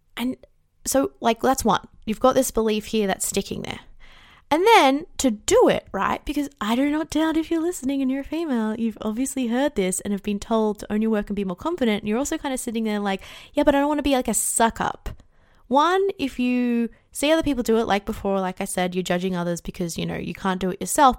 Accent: Australia; I'm Australian too

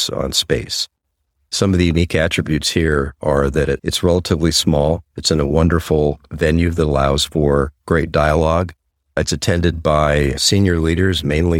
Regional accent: United States; I'm from the United States

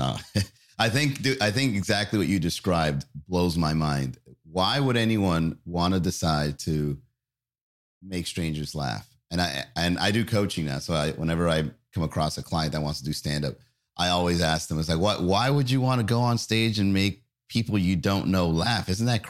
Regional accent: Miami, Florida, United States; also born or lived in Long Island, New York; I was born in Long Island. I came to Miami when I was fairly young.

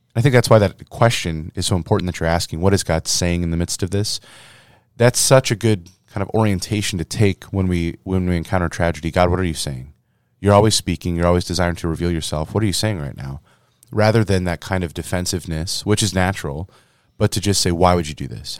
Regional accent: Little Verina, Iowa, United States; moved away; My hometown, Little Verina, Iowa

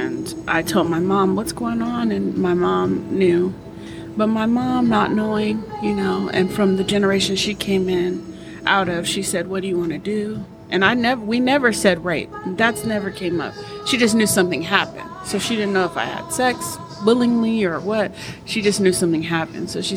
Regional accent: Los Angeles, California, United States; when I grew up in L.A., not South Central, because everybody said I'm from South Central LA. No, I'm from West

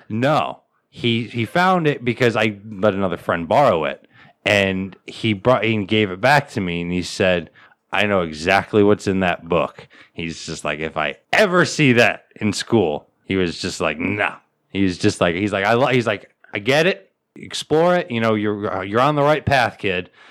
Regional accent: United States; I, as an American

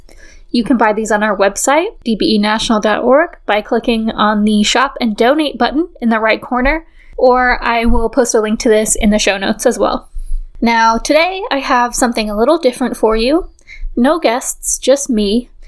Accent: Fleetwood, North West England, United Kingdom; I grew up in Fleetwood. If you're not familiar with it, Fleetwood sits on a small peninsula on the northwest coast of England and was once a seaside resort, much like Blackpool, which is just a few miles to the south.

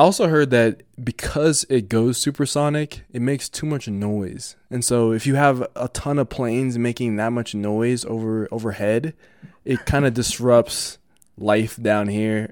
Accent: Denver, Colorado, United States; I'm from Denver

